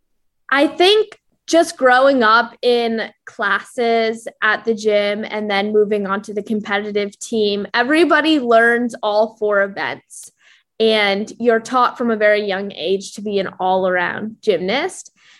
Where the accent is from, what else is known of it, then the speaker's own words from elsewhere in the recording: Ann Arbor, Michigan, United States; moved away as an adult; now in Florida, United States; I'm originally from Ann Arbor, Michigan